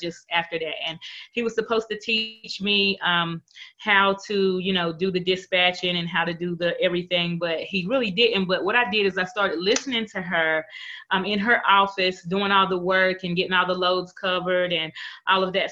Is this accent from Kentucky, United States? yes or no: no; North Carolina, United States; I'm from North Carolina